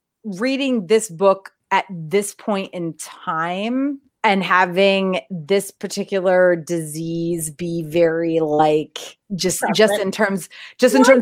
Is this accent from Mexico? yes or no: no; East Coast, United States; now in California, United States; I was raised on the East Coast.